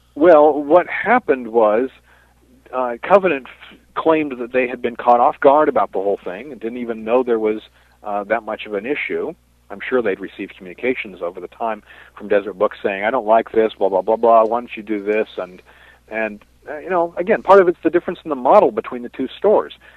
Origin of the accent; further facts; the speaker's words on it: Washington, District of Columbia, United States; When I was growing up in the Washington D.C. area